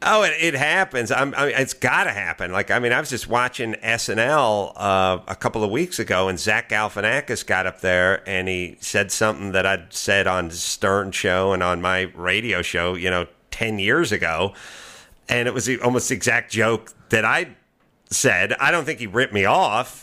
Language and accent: English; Los Angeles, California, United States; I'm from L